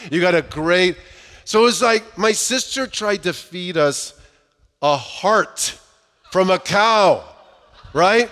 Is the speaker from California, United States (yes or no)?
yes; Southern California, United States; I grew up in Southern California